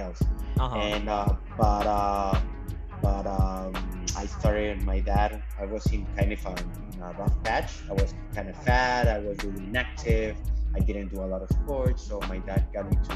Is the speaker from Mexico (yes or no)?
yes; Ciudad Juárez, Chihuahua, Mexico; moved away as an adult; now in San Diego, United States; I am from Juarez, Mexico, and I'm 27 years old. I've been here in San Diego working since for the last 3 years